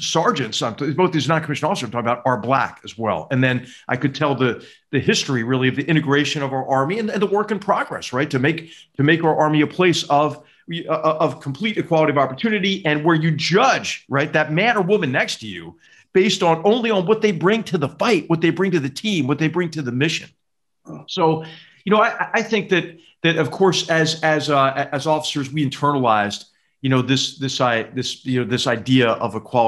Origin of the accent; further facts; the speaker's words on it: Philadelphia, Pennsylvania, United States; moved away; I'm from the North, you know, I'm from Philadelphia